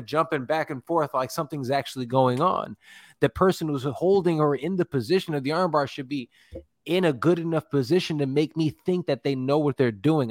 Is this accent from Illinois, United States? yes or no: yes; Chicago, Illinois, United States; We're from Chicago.